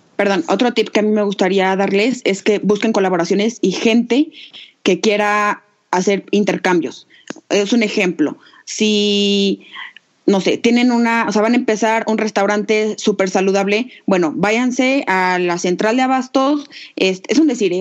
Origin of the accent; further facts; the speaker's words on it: Aguascalientes, Mexico; las dos somos de Aguascalientes